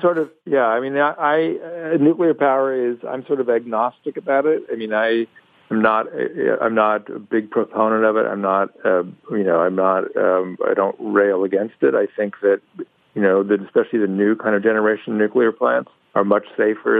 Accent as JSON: {"language": "English", "region": "California", "country": "United States", "tie": "born or raised there", "said": "I grew up in California"}